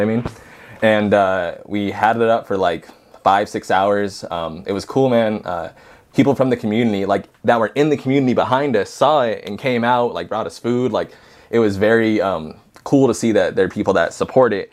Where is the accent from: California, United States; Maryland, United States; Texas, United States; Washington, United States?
California, United States; Highland; also born or lived in Yucaipa; my hometown of Highland